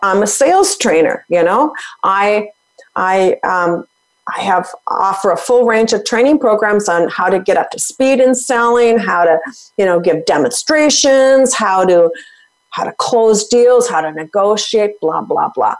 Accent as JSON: {"language": "English", "region": "Minnesota", "country": "United States", "said": "I'm from Minnesota, hockey player"}